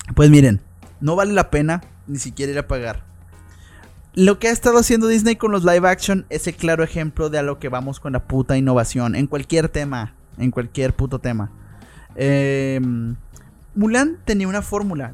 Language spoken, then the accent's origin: Spanish; Mexico; los mexicanos que somos